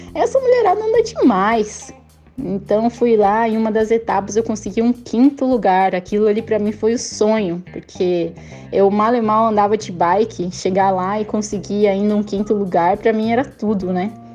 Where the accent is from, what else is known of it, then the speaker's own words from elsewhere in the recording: Cascavel, Paraná, Brazil; moved away as an adult; also born or lived in Italy / United States; sou natural de Cascavel, do Paraná.